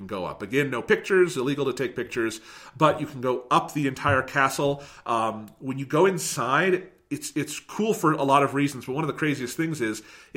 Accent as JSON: {"language": "English", "country": "United States", "said": "as an American"}